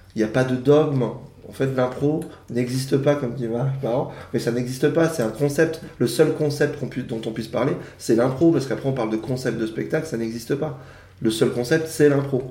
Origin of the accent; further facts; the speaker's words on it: Yvelines, Île-de-France, France; Je viens des Yvelines